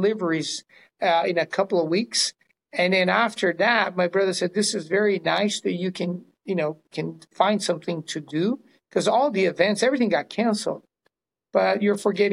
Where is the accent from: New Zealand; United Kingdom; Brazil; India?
Brazil; now in California, United States; I am originally from Brazil, of all places. It's where my parents landed after World War II, opened one of the first Chinese restaurants in South America. And then we moved here in the early 70s.